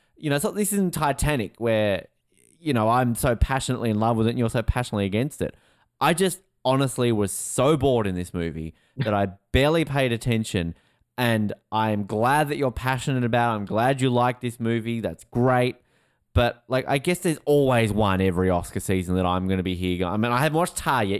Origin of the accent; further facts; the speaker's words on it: Australia; also born or lived in New York; as an Australian